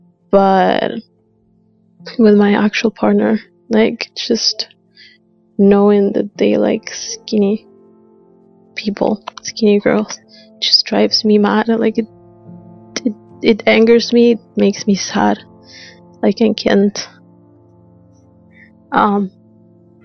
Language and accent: English; Argentina; I'm 25 and I'm from Argentina